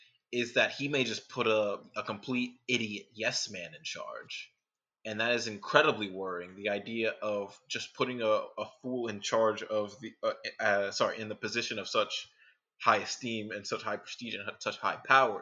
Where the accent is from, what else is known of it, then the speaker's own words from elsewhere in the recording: New York City, New York, United States; Yeah, I'm a New Yorker.